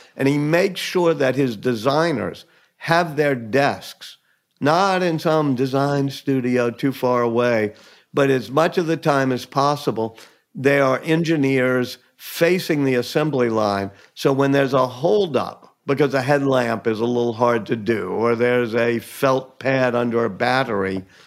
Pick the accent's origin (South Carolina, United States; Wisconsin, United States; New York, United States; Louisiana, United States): Louisiana, United States; New Orleans; I was born and raised here in New Orleans